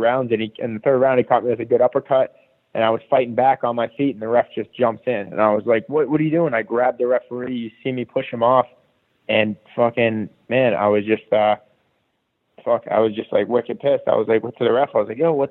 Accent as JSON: {"language": "English", "town": "Boston", "region": "Massachusetts", "country": "United States", "tie": "born or raised there", "also_born_or_lived": "Peabody, Massachusetts / Providence, Rhode Island", "moved": "as an adult", "said": "I grew up in Boston until I was 20"}